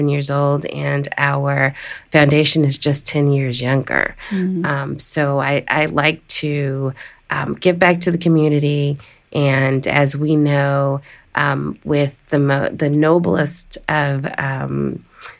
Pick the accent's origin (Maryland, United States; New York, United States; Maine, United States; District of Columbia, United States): District of Columbia, United States; Washington; the District of Columbia, my hometown